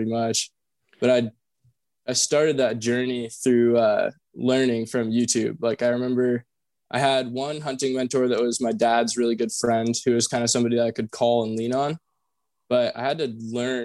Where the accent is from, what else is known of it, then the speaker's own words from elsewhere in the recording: Kirkland, Washington, United States; moved away as an adult; also born or lived in Boise, Idaho; I grew up in Seattle, Washington, I guess just outside of Seattle, a smaller town called Kirkland